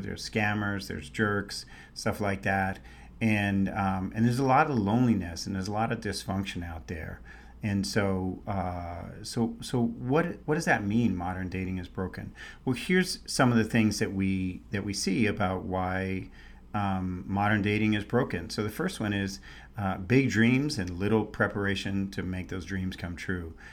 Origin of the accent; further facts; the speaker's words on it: New York City, New York, United States; also born or lived in San Francisco Bay Area, California; now in Scottsdale, United States; when I was a kid, we didn't have to filter the water. Now I was in New York City